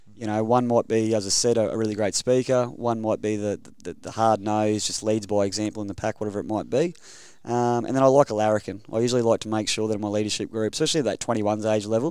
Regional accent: Rockhampton, Queensland, Australia; moved away; born and bred Queenslander.

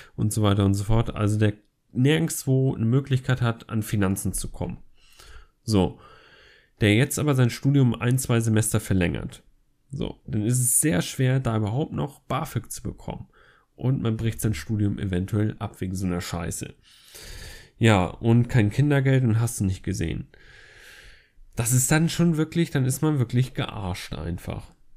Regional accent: Flensburg, Schleswig-Holstein, Germany; moved away as an adult; now in Essen, Germany; da ich halt in Essen wohne und in Flensburg meine Heimat eigentlich ist, wo ich herkomme

